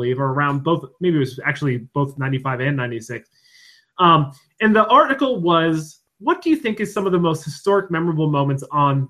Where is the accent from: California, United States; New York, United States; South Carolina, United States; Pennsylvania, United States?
Pennsylvania, United States; Duryea; near my hometown in Duryea, Pennsylvania